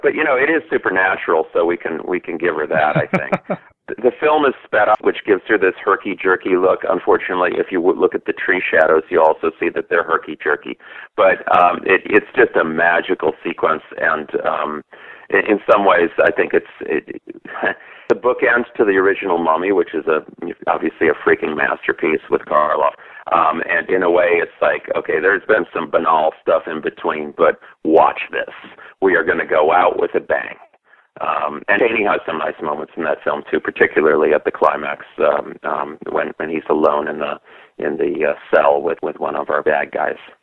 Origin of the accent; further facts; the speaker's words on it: Milwaukee, Wisconsin, United States; I was growing up in Milwaukee